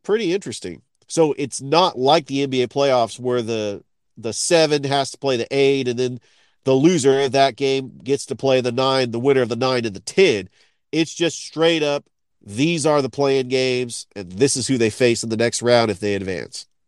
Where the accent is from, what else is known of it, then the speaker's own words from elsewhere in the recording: Columbus, Georgia, United States; Columbus, Georgia, my hometown